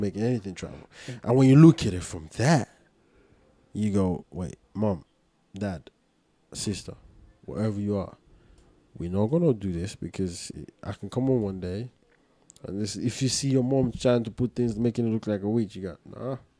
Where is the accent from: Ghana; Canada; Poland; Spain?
Ghana; I'm Ghanaian